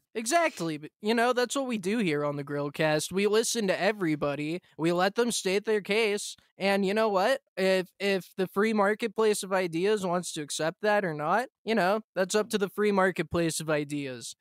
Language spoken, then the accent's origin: English; United States; moved away; as an American